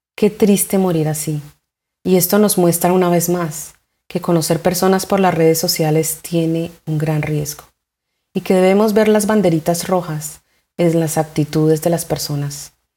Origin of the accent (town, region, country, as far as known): Colombia